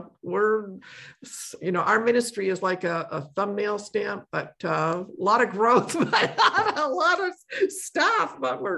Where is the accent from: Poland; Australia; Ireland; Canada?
Poland; moved away; I was born in Poland